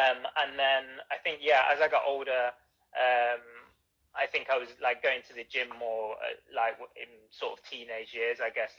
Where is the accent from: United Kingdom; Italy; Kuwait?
United Kingdom; Nottingham, East Midlands; I think I originally am from Nottingham